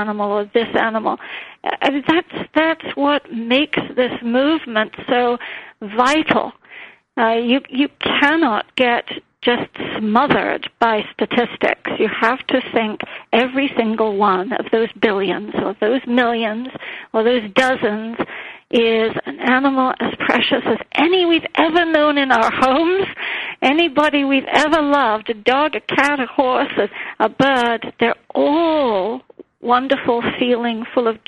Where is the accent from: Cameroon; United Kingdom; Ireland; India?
India; moved away; growing up in India